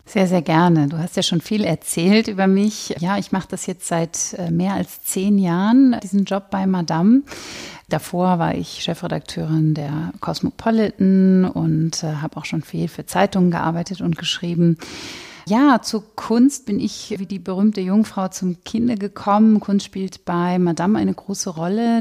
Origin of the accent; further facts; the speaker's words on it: Cloppenburg, Lower Saxony, Germany; moved away; also born or lived in near Bremen; in Kloppenburg, wo ich aufgewachsen bin